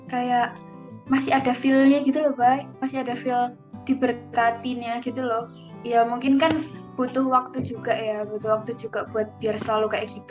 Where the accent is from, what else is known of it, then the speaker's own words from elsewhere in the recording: Sidoarjo, East Java, Indonesia; Iya, uh, Sidoarjo Jawa Timur. Sebelahnya Surabaya.